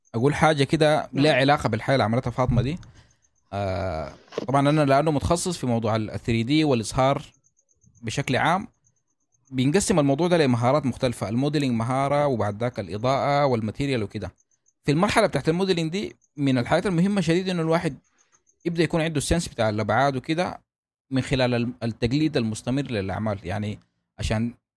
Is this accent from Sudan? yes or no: yes; Sudan; عندنا في السودان